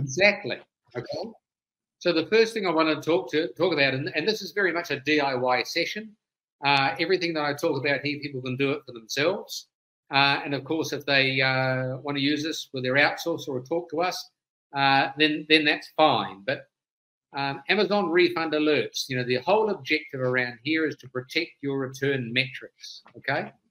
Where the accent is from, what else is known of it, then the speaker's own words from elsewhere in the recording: New Zealand; now in United States; I'm originally a Kiwi, but I left there many many years ago